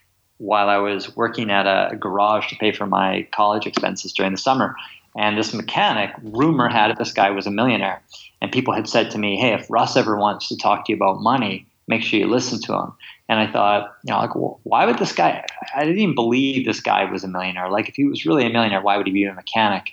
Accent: Kamloops, British Columbia, Canada; also born or lived in England; I was born in England and my family moved to Canada when I was three. And I grew up in an small interior city called Kamloops

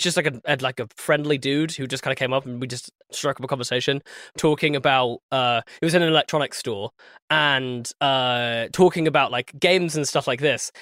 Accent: England, United Kingdom; I'm the English guy, light skin.

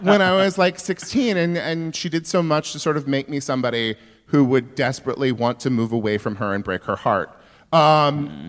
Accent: Yuba City, California, United States; my hometown is that like literally all of the white people came from Arkansas or Oklahoma

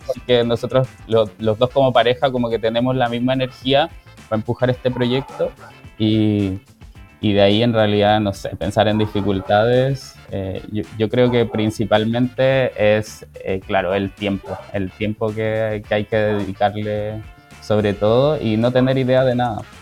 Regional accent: Santiago, Santiago Metropolitan Region, Chile; moved away as an adult; now in Puerto Natales, Chile; yo soy de Santiago

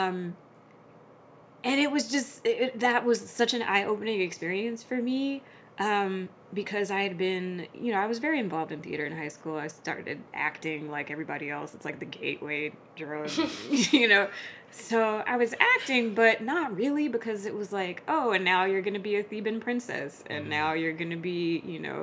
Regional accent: Newark, New Jersey, United States; also born or lived in Queens, New York / Short Hills, New Jersey; grew up mostly in Newark, New Jersey

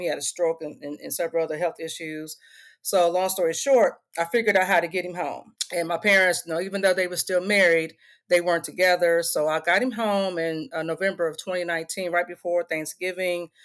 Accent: Indianapolis, Indiana, United States; moved away as an adult; also born or lived in Michigan; Indianapolis, Indiana is my hometown, born and raised.

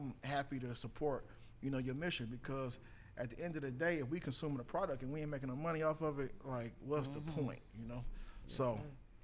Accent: Detroit, Michigan, United States; moved away as an adult; also born or lived in Southfield, Michigan / New York / Chicago / Los Angeles; now in Atlanta, United States; born and raised in Detroit, Michigan

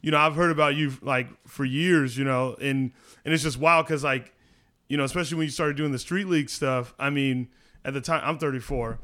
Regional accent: Mesa, Arizona, United States; I grew up in Mesa

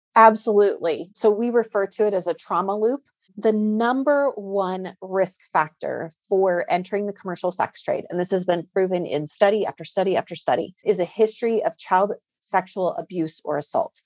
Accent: Greeley, Colorado, United States; moved away as an adult; also born or lived in Denver, Colorado; I was born and raised in Greeley, Colorado

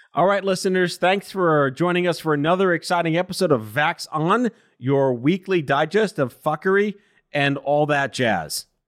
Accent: New York, United States; I'm born and raised in New York

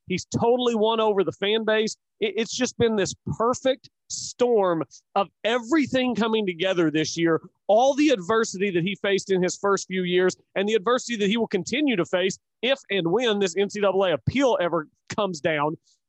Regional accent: Chickasha, Oklahoma, United States; moved away; I'm from Chickasha, and I can tell you I love going back there. My parents live there.

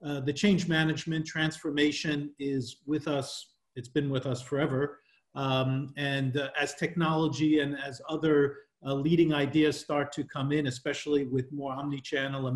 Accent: New York, United States; moved away as an adult; now in Paris, France; I'm originally from New York, but I've been working internationally for over 20 years now, currently living in Paris

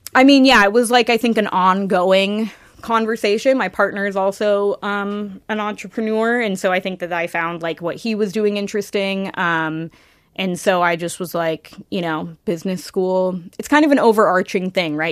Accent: Kirkland, Washington, United States; now in Seattle, United States; Yeah, so I grew up in Kirkland on the east side of Seattle. Um, I lived there my whole life until I moved to the city when I was twenty-five, twenty-six.

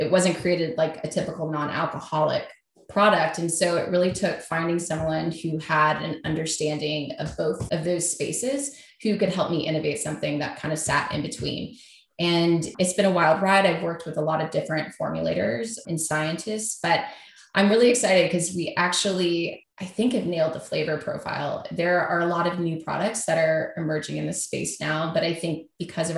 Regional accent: Kentucky, United States; moved away as an adult; also born or lived in New York; I moved back to Kentucky from New York to work on this, where I'm from

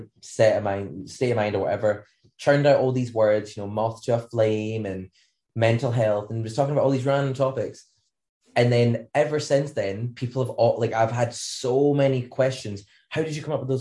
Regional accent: Scotland, United Kingdom; we have beaches, but they're freezing cold

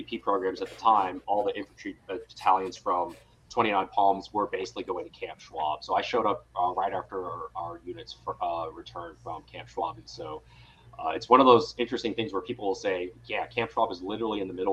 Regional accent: Owensboro, Kentucky, United States; moved away as an adult; also born or lived in East Coast; now in San Francisco Bay Area, United States; I was born and raised in Western Kentucky in a little town called Owensboro.

